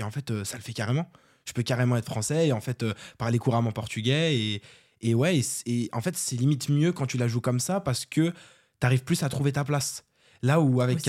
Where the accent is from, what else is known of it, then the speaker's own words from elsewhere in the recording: France; on est français, on est d'origine capverdienne